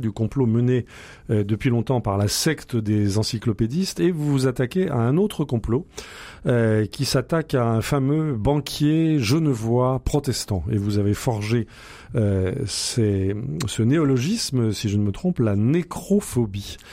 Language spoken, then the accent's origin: French; France; chez nous, en France